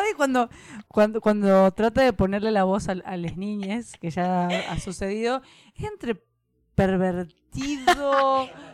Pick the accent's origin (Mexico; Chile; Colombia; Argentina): Argentina; que somos Argentina